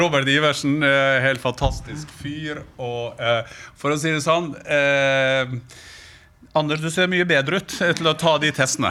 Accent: Sunnmøre, Møre og Romsdal, Norway; Jeg kommer jo fra Sunnmøre

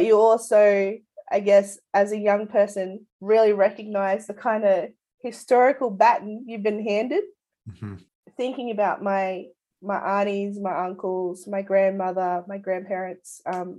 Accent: Rockhampton, Queensland, Australia; now in Wurundjeri country (Melbourne area), Australia; I grew up in Rockhampton on beautiful Darrumbal country.

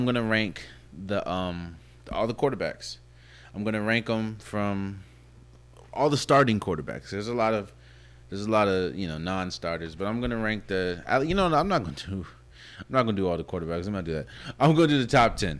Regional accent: Maryland, United States; also born or lived in Cheverly, Maryland / Washington, D.C.; I'm from Maryland. I've lived in Maryland and D.C. my entire life.

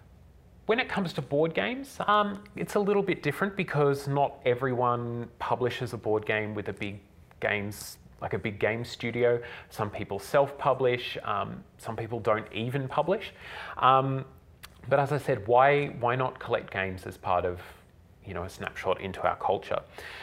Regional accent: Australia; It's published in Australia. I'm Australian. The theme is Australian.

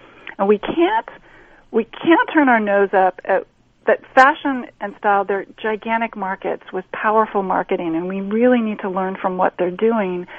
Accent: Long Beach, California, United States; my hometown where I was born

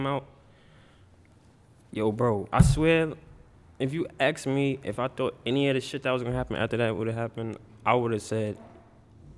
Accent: New York City, New York, United States; I'm from Queens, Hollis

